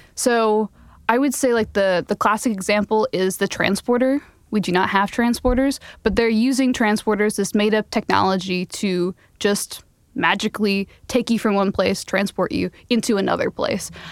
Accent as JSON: {"language": "English", "town": "Phoenix", "region": "Arizona", "country": "United States", "tie": "born or raised there", "said": "Phoenix, my hometown in Arizona"}